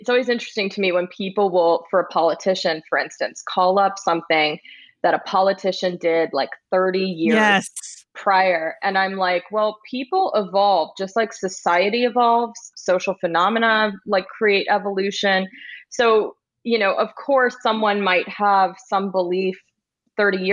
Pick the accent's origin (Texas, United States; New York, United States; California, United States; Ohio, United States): Texas, United States; I grew up in Texas